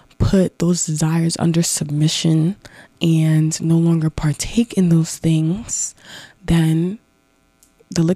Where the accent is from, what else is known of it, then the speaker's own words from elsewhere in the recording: Mount Vernon, New York, United States; I'm from Mount Vernon